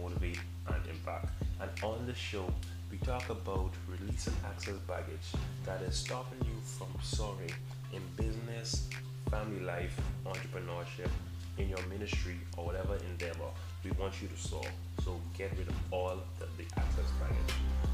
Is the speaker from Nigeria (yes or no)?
no; Nassau, New Providence, Bahamas; I'm from Nassau, Bahamas, and our city, which is New Providence.